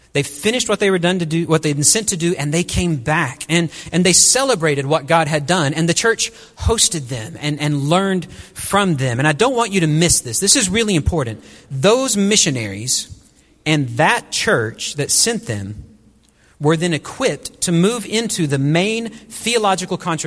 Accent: Wichita Falls, Texas, United States; moved away as an adult; also born or lived in Burkina Faso; I grew up right outside Shepherd Air Force Base in North Texas

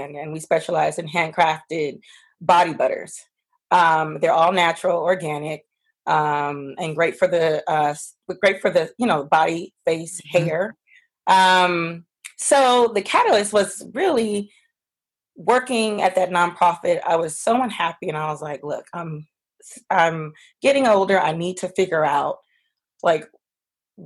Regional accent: Los Angeles, California, United States; also born or lived in Washington, D.C.; I'm originally from Los Angeles

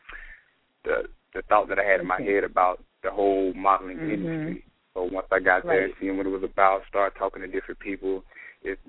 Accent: Tallapoosa, Georgia, United States; My hometown is called Tallapoosa, Georgia.

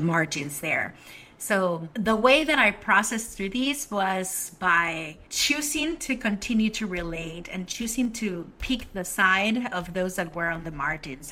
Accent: Mexico City, Mexico; now in Washington, D.C., United States; I was born in the land of the Mexica, Tenochtitlan, Mexico City. Grew up there

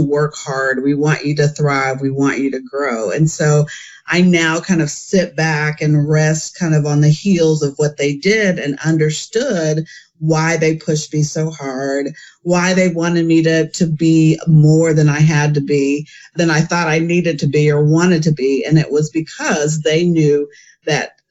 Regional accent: Enid, Oklahoma, United States; I was raised in Enid, Oklahoma, small town in northern Oklahoma.

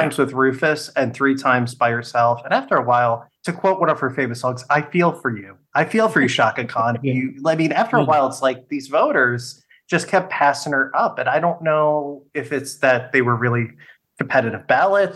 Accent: New York, United States; in Brooklyn, back at the Barclays Center, my home state

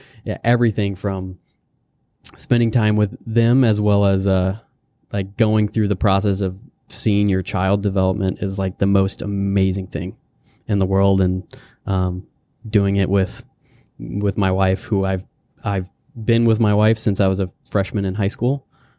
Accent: River Falls, Wisconsin, United States; also born or lived in Wyoming / Kansas / North Carolina; Born in Wyoming, had stints in Kansas and Platteville, Wisconsin, and North Carolina. Went to Selma Middle School and High School in River Falls, Wisconsin.

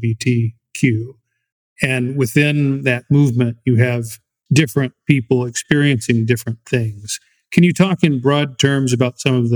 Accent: United States; as the American host of this program

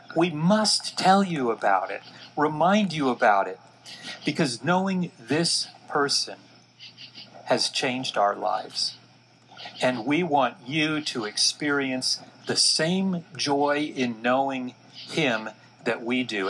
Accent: Dallas, Texas, United States; I was born and raised in Dallas, Texas.

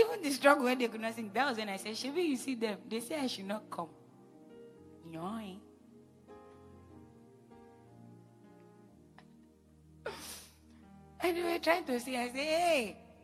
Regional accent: Jos, Plateau, Nigeria; I was born in Jos, so you can as well call me a Northerner

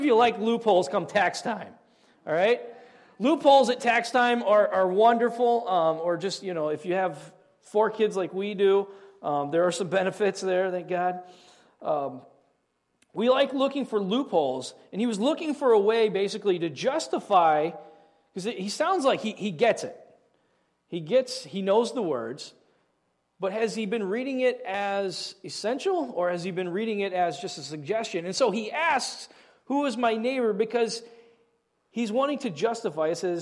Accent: Southeast Indiana, United States; I grew up in Southeast Indiana.

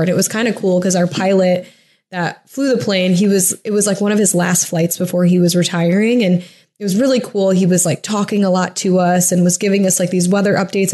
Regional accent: a suburb of Toledo in Michigan, United States; moved away as an adult; also born or lived in Huntington Beach, California / Oceanside, California / Irvine, California / Columbus, Ohio; now in California, United States; I'm from a suburb of Toledo that's in Michigan

